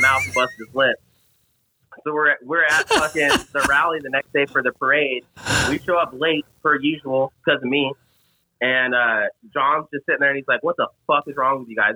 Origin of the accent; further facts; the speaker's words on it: Las Vegas, Nevada, United States; I'm from Vegas